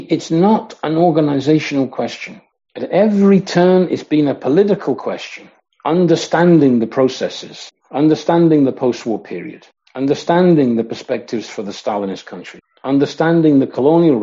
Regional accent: Coventry, West Midlands, United Kingdom; I grew up in Coventry in the Midlands in England.

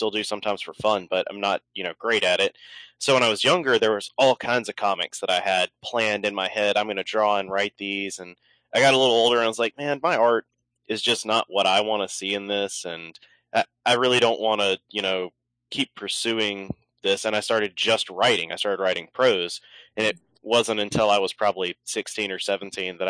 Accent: Mississippi, United States; I live in Mississippi. I was born and raised here all my life.

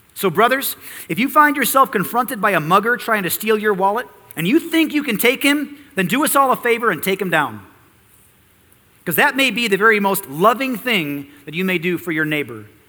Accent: United States; We as American Christians

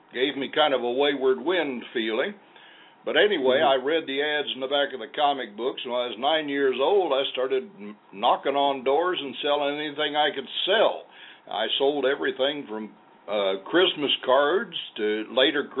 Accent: Missouri, United States; moved away; also born or lived in Oklahoma / Kansas; I was born in Oklahoma, raised in Missouri, where I had two brothers and two sisters born, and then we moved to Kansas, outside of Wichita

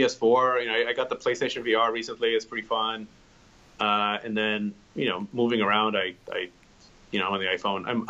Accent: New York City, New York, United States; I grew up in the Bronx and in Parkchester, kind of central Bronx in the mid 80s

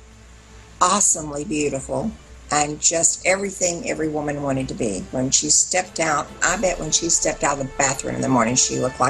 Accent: Texas, United States; I'm a Texan

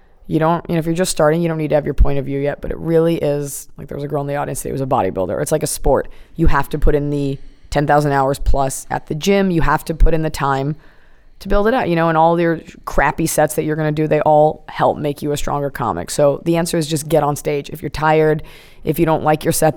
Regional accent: Dallas, Texas, United States; I'm from Dallas, Texas, so there's not a lot of, like, Hollywood aspects there

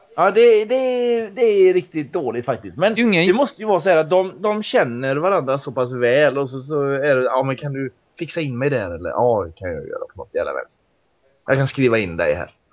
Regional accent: Mariestad, Västra Götaland, Sweden; moved away; Var ju hemma i Mariestad i helgen

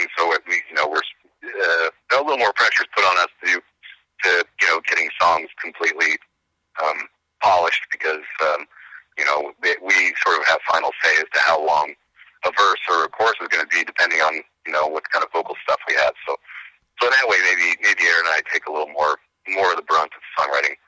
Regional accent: Tucson, Arizona, United States; moved away as an adult; I grew up in Tucson, Arizona

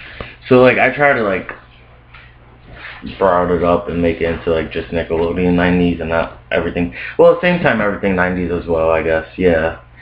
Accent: Scranton, Pennsylvania, United States; also born or lived in Brooklyn, New York; We're based out of Scranton, Pennsylvania. I'm originally from Brooklyn, New York. Grew up, moved out to Scranton, Pennsylvania back in 2006.

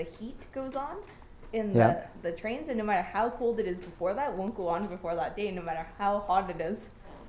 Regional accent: Kyoto, Japan; now in Vancouver, Canada

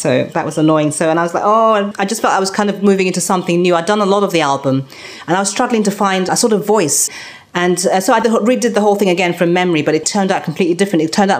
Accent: Scotland, United Kingdom; also born or lived in Nigeria; because I was born in Scotland, lived there, and being different there because we were the only black people there, and then going to Nigeria and then having been born in this country.

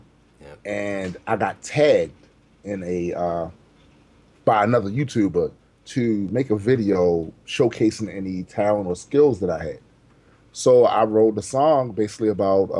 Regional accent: Baltimore, Maryland, United States; I was born and raised in Baltimore City, Maryland

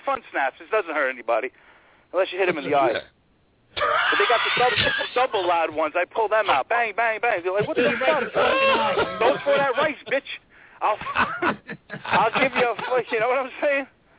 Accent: New York City, New York, United States; I'm Italian. I'm from Brooklyn.

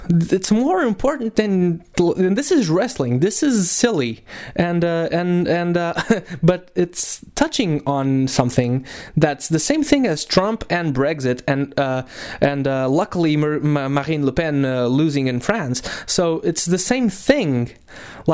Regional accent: Portugal; we're from Portugal.

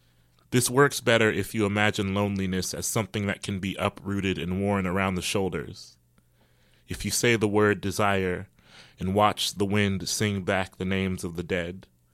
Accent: Midwest, United States; And I grew up in the States and the Midwest, as … did.

